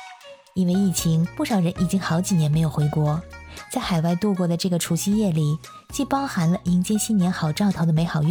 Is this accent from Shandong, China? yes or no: yes; Shandong, China; now in Vienna, Austria; 虽然我是山东人，但是惭愧的很，我不会做饺子，